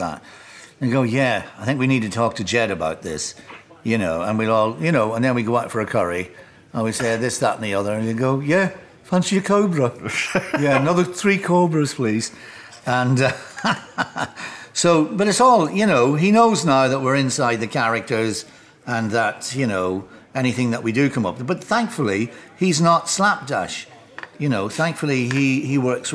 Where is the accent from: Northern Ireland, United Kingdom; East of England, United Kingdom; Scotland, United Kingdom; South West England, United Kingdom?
Northern Ireland, United Kingdom; Enniskillen; also born or lived in Highgate, London; now in London, United Kingdom; Both Beckett and Oscar Wilde went to school in my hometown.